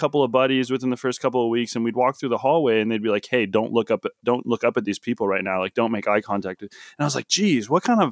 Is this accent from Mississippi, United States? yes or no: no; Oahu, Hawaii, United States; moved away; I'm from Hawaii, so I was born and raised, part of my life on Oahu